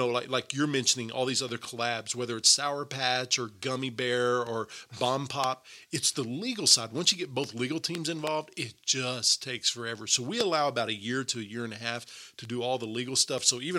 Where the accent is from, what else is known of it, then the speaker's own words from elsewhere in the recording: Texas, United States; as a Texan